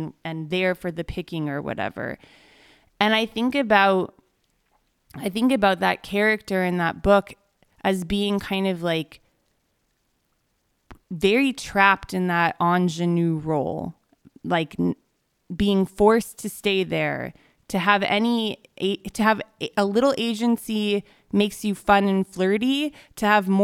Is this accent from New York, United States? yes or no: no; Los Angeles, California, United States; I grew up